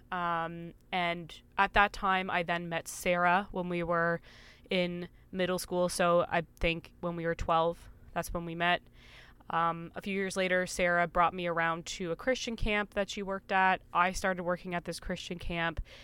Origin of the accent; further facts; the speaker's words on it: Canada; we grew up together in Canada